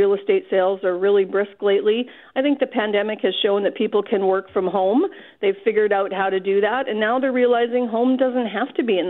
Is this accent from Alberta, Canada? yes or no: no; South Junction, Manitoba, Canada; moved away as an adult; also born or lived in Winnipeg / Calgary; I am originally from this part of Manitoba. So I grew up in South Junction, Manitoba, small town.